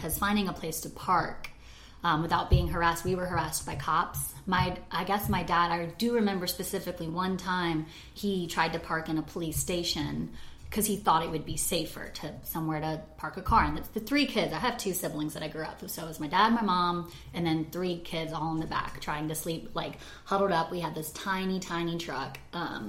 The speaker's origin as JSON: {"language": "English", "town": "Atlanta", "region": "Georgia", "country": "United States", "tie": "born or raised there", "also_born_or_lived": "Marietta, Georgia", "said": "I was born in Atlanta, or just like slightly outside of Atlanta, in Kennistone Hospital, which is Marietta, Georgia"}